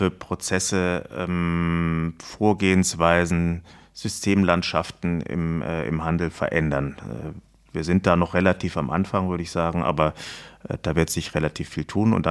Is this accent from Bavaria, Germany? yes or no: no; Lörrach, Baden-Württemberg, Germany; also born or lived in Heidelberg; aufgewachsen bin ich ganz im Süden von Baden, nämlich an der, äh, im schönen Dreiländereck an der deutsch-schweizerisch-französischen Grenze in Lörrach.